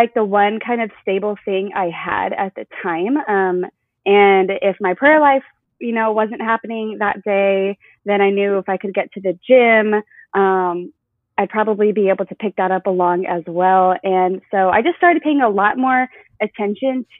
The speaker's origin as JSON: {"language": "English", "region": "Arizona", "country": "United States", "tie": "born or raised there", "also_born_or_lived": "San Diego, California", "moved": "yes", "said": "So I grew up in Arizona, and I did acting my whole life"}